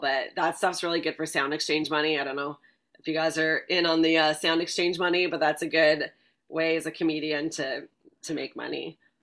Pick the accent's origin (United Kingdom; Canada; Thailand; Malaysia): Canada; Vancouver, British Columbia; moved away as an adult; also born or lived in Ottawa, Canada / Los Angeles, United States; now in New York, United States; I'm originally from Vancouver, Canada